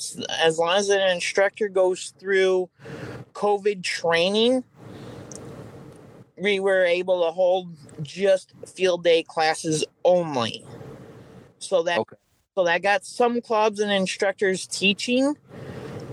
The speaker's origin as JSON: {"language": "English", "region": "Michigan", "country": "United States", "tie": "born or raised there", "said": "Born and raised in Michigander"}